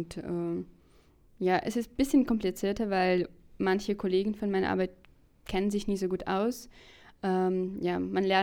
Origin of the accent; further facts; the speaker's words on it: Minsk, Belarus; moved away as an adult; now in Berlin, Germany; Ich komme ursprünglich, ursprünglich aus Minsk her, aber ich wohne schon seit zwei Jahren in Berlin